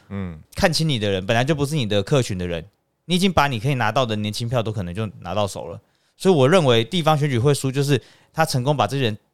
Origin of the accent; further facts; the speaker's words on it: Taiwan; 是不是代表我们台湾人民不需要进步思想、专业问政？